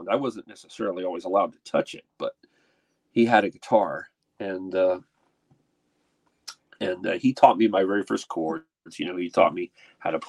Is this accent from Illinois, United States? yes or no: no; Portsmouth, Virginia, United States; born there; So I was born in Portsmouth, Virginia, but I, I didn't live there very long.